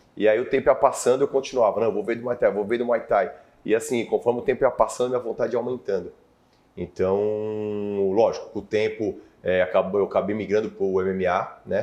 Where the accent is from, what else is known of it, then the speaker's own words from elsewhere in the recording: Mongaguá, São Paulo, Brazil; also born or lived in Spain (family); now in São Paulo, Brazil; eu cresci em Mongaguá